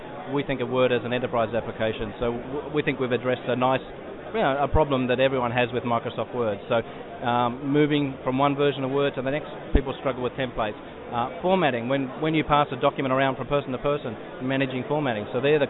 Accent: Canberra, Australian Capital Territory, Australia; Well, I come from Canberra, so I tend to follow rugby

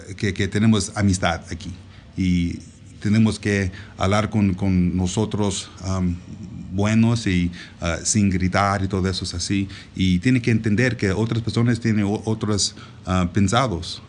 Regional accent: Dallas, Texas, United States; Spanish is a second language; also born or lived in Puebla, Mexico; Yo soy de Dallas, Texas originalmente

